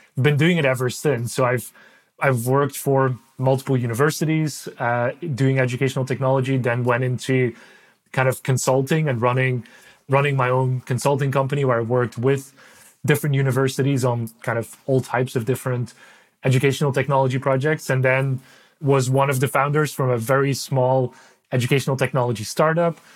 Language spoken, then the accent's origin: English; Belgium; first language Dutch; English is a second language; moved away; I'm from Belgium originally. So uh, Dutch is my is my native language